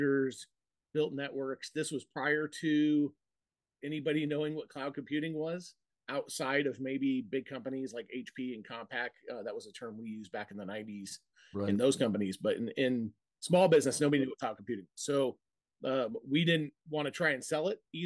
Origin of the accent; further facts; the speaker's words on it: Montana, United States; moved away as an adult; now in Idaho, United States; I'm originally from Montana.